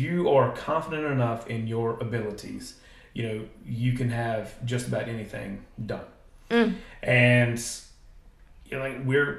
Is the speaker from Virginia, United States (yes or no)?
yes; Halifax County, Virginia, United States; I live in an amazing place that's my hometown that I grew up in.